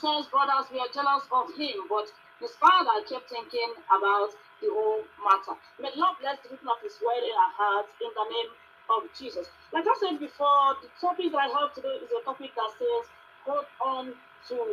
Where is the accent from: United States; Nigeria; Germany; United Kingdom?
Nigeria; now in Johannesburg, South Africa; I'm a Nigerian residing here in South Africa